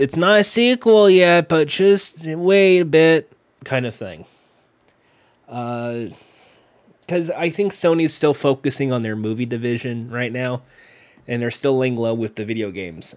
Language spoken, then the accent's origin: English; United States; I'm American